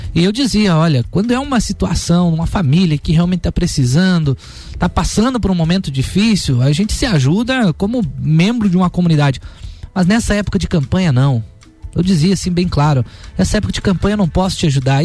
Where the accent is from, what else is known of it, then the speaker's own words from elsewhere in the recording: Otacílio Costa, Santa Catarina, Brazil; Eu nasci e fui criado lá em Otacílio Costa